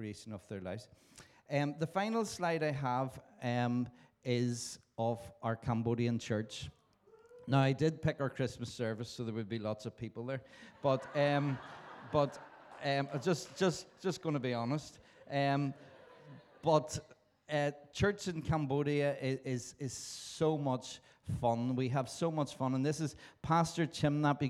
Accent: Belfast, Northern Ireland, United Kingdom; I was born in Belfast in Northern Ireland.

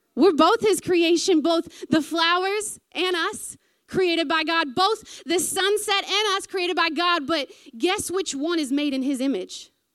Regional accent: American South, United States; accent: southern; moved away as an adult; now in New Zealand; sometimes when I get nervous is when I go real southern

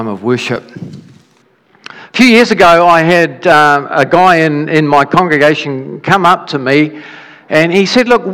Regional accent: Dunedin, Otago, New Zealand; when I was a child, we grew up in Dunedin

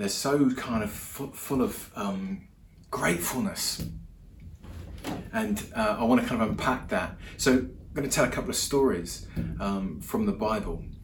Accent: England, United Kingdom; moved away as an adult; also born or lived in Europe; now in New Zealand; I'm English. I live in New Zealand, been here about a year now.

